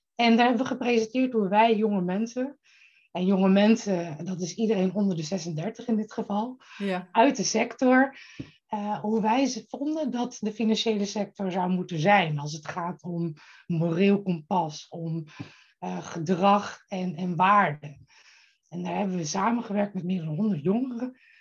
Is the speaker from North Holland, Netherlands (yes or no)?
no; Friesland, Netherlands; now in Bussum, Netherlands; ik kom oorspronkelijk uit Friesland.